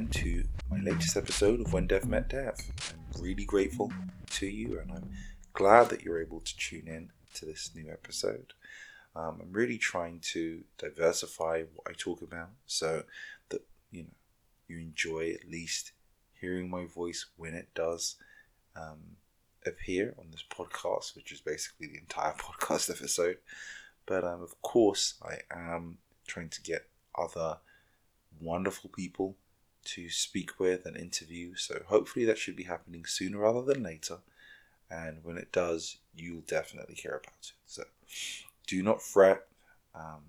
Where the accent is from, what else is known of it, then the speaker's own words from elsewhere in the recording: London, United Kingdom; moved away; my hometown of London. I was born and raised there